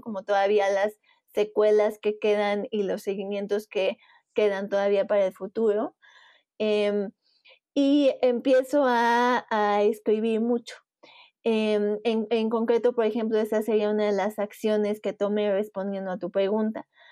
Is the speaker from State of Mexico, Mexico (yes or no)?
no; Puebla, Mexico; soy de Puebla, México